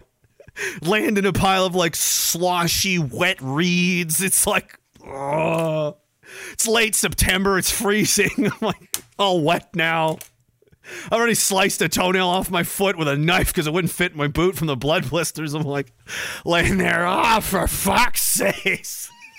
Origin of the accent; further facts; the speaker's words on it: Canada; I'm Canadian